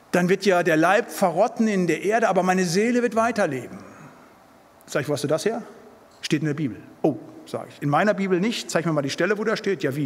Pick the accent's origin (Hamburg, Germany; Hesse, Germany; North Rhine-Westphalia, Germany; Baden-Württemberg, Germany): North Rhine-Westphalia, Germany; Siegerland; moved away as an adult; now in Bremen, Germany; Ich bin im Siegerland aufgewachsen